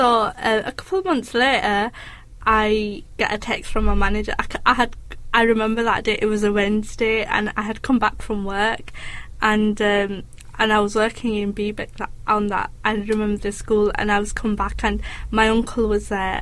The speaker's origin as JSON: {"language": "English", "town": "Bradford", "region": "Yorkshire and the Humber", "country": "United Kingdom", "said": "being from Bradford"}